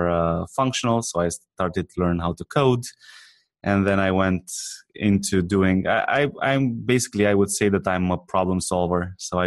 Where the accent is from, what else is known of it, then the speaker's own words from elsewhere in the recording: Romania; I'm not from America. So I come from Romania.